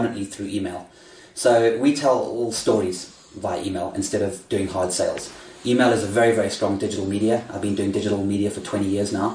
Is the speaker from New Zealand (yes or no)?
no; South Africa; I am South African